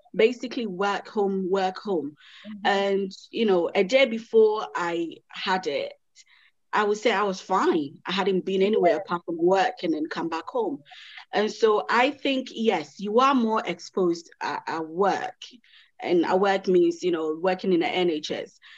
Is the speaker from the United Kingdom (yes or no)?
no; Ghana; I'm I'm Ghanaian. My mom is you know Ghanaian.